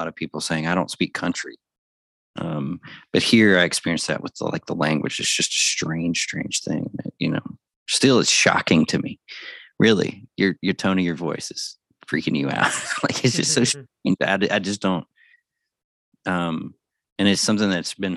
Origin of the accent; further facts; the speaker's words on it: the South, United States; also born or lived in Alabama; now in Tucson, United States; I'm from the South